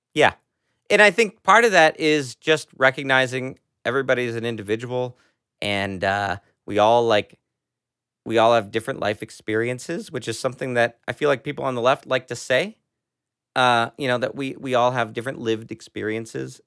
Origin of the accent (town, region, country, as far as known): United States